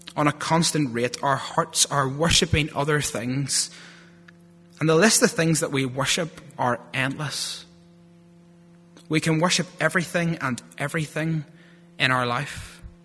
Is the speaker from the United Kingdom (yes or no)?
yes; Lurgan, Northern Ireland, United Kingdom; accent: thick Lurgan; my thick Lurgan accent